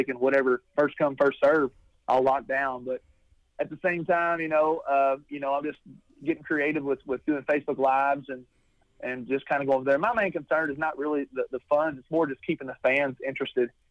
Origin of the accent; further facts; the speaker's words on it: Taylorsville, Kentucky, United States; my hometown in Kentucky